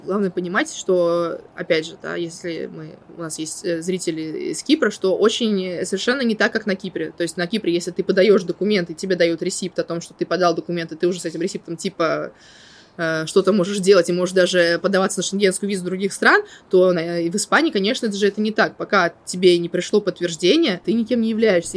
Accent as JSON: {"language": "Russian", "region": "Moscow", "country": "Russia", "tie": "born or raised there", "also_born_or_lived": "Murcia", "moved": "as an adult", "lives_now": "Cyprus", "said": "я родилась и выросла в Москве"}